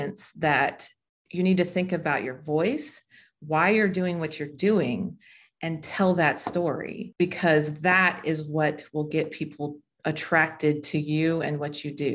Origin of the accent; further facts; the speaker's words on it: Las Vegas, Nevada, United States; I'm from Las Vegas. When we moved from Las Vegas to North Las Vegas